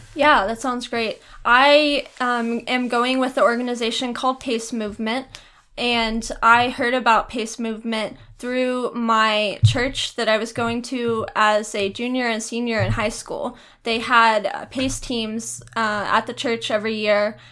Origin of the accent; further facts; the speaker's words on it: Arlington, Texas, United States; I grew up in Arlington, Texas